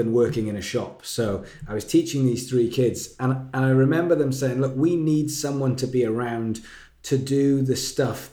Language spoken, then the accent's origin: English; Wales, United Kingdom; moved away as an adult; now in England, United Kingdom; I'm from Wales, which is next to England, in a different country. And I moved to England to go to this music college.